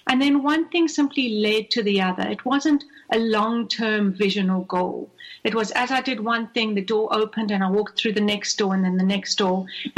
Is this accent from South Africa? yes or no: yes; South Africa; now in Atlanta, United States; So I was born and raised in South Africa.